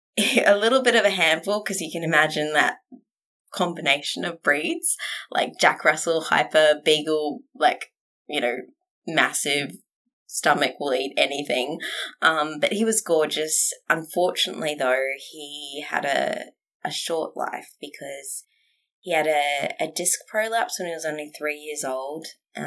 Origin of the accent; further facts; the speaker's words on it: Western Australia, Australia; also born or lived in Tasmania; So I was born in Tassie and then my dad's job meant that we moved about Australia quite a bit. I lived mainly in WA and then I moved down to Bunbury for a boy, which didn't work out.